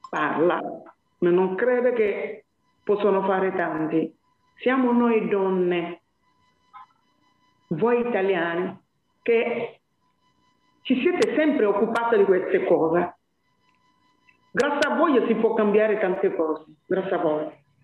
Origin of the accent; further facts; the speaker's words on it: Côte d’Ivoire; Allora, ehm, io sono della Costa d'Avorio, come le sapete voi, però sto lavorando come le donne del Burkina Faso